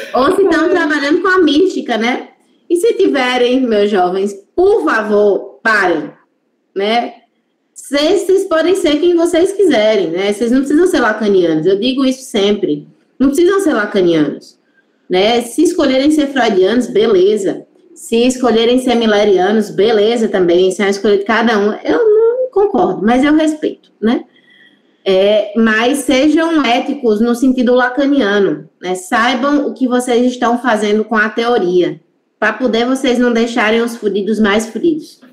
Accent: interior of Pernambuco, Brazil; Eu sou nordestina

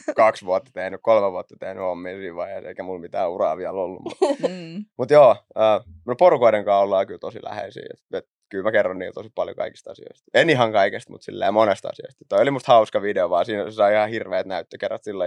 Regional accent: Raisio, Southwest Finland, Finland; also born or lived in Naantali; mä lähdin Raisiosta liikenteeseen. Siellä, siellä mä asuin ekat vissiin 14 vuotta

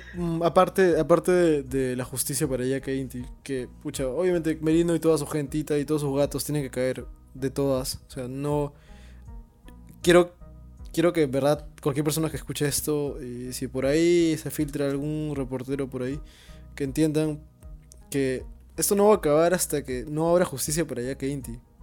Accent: Peru; todos como peruanos

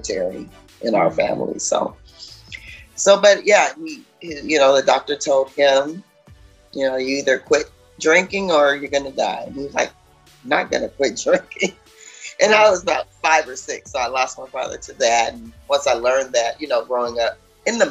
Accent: Seattle, Washington, United States; moved away as an adult; also born or lived in New Orleans, Louisiana; now in Atlanta, United States; 3 months after being born, we relocated to the state of Washington. So I was raised in Washington State

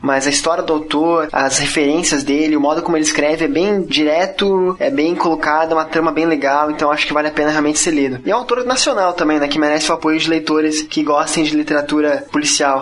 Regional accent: Curitiba, Paraná, Brazil; now in Florianópolis, Brazil; Eu sou curitibano e moro em Floripa.

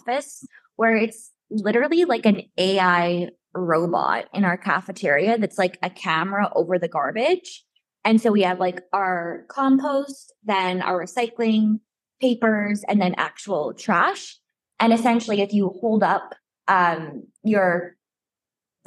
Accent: Alberta, Canada; moved away as an adult; now in Montreal, Canada; I'm from Alberta and I moved to Quebec for this job

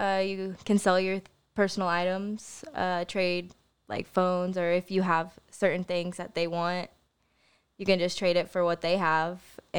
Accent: Joplin, Missouri, United States; born there; Well, I was born in Joplin, Missouri.

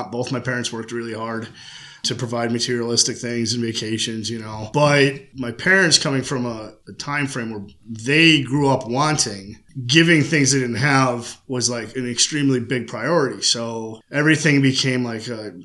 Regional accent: Shelton, Connecticut, United States; born and raised in Shelton, Connecticut

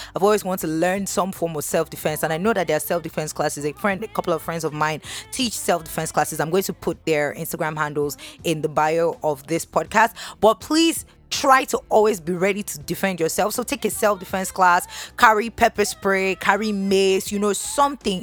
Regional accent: Nigeria; being a Nigerian woman

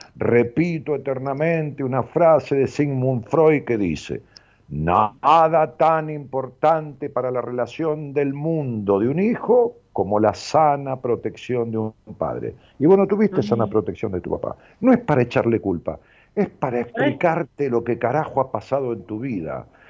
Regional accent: Ramos Mejía, Buenos Aires Province, Argentina; Mejía, que es el lugar donde yo nací, es un pueblo

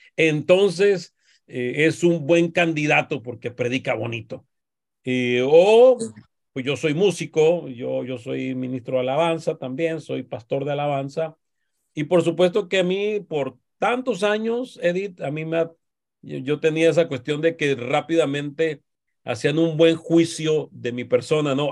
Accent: Mexico; como decimos los mexicanos

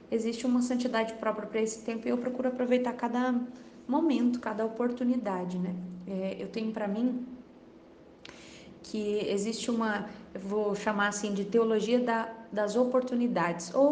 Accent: Janaúba, Minas Gerais, Brazil; sou de Janaúba, Minas Gerais.

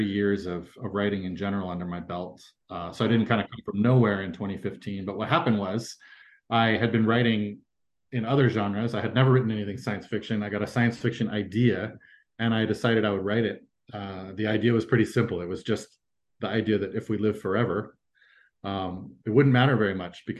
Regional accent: Fremont, California, United States; moved away as an adult; also born or lived in Quebec / Turkmenistan; I was born in Quebec, grew up in California, in the San Francisco Bay Area, mostly in Fremont, California

